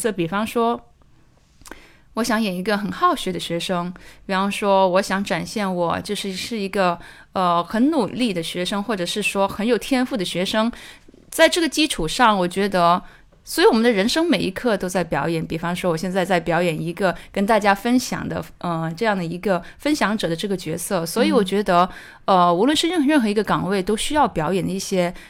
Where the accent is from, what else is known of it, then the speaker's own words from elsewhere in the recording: Macau; 呃，其实是这样的，我是从澳门过来的，然后就是刚在电影学院学完我的制片人课程